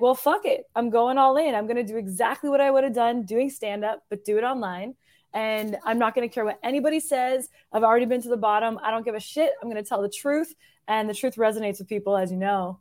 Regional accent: Hamilton, Ontario, Canada; moved away as an adult; also born or lived in Toronto; now in Nashville, United States; I'm originally from Hamilton and then lived in Toronto for years

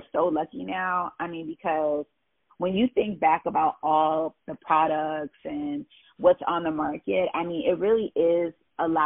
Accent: Maryland, United States; also born or lived in Ohio; I was born in Ohio, but I moved to Ohio when I was like, probably like 3, I think. And moved to Maryland. So I was raised in Maryland

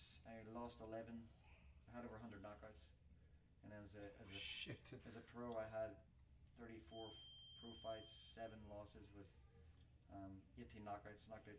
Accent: Belfast, Northern Ireland, United Kingdom; moved away as an adult; now in Las Vegas, United States; I'm originally from Belfast, Northern Ireland, via Las Vegas, Nevada. I came to America for my pro career after the Olympics

